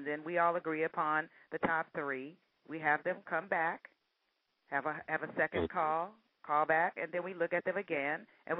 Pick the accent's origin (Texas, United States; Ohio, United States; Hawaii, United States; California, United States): Ohio, United States; I'm from Ohio.